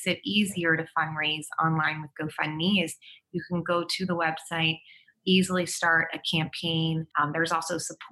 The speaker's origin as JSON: {"language": "English", "region": "East Coast", "country": "United States", "moved": "yes", "lives_now": "San Diego, United States", "said": "I'm from the East Coast"}